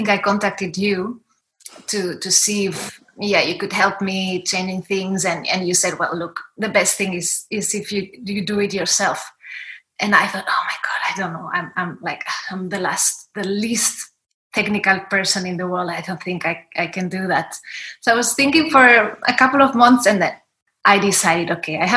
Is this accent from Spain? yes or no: yes; Spain; I'm from Spain.